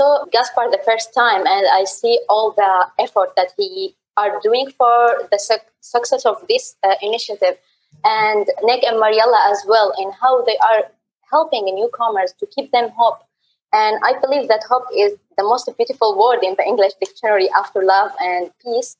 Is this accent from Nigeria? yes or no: no; Syria; moved away as an adult; also born or lived in Damascus; now in Netherlands; I came from Syria. I have been living in the Netherlands for the last 5 years